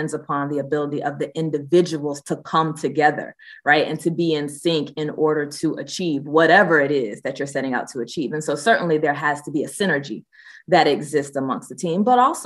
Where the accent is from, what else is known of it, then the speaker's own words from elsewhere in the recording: Athens, Georgia, United States; Athens is also my hometown